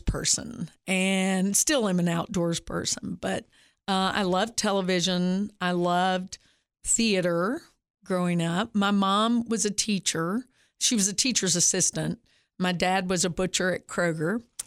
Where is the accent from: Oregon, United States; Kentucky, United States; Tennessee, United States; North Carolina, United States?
Tennessee, United States; Upper Cumberland; I was from the Upper Cumberland